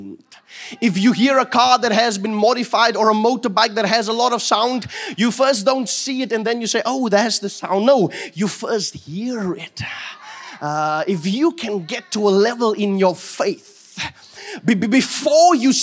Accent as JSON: {"language": "English", "town": "Fraserburg", "region": "Northern Cape", "country": "South Africa", "tie": "born or raised there", "moved": "yes", "said": "when I grew up in Fraserburg"}